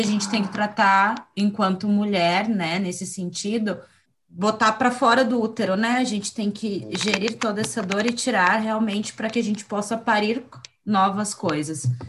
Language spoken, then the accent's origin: Portuguese; Curitiba, Paraná, Brazil; eu fui criada, assim, eu vivi boa parte da minha infância, juventude, enfim, em Curitiba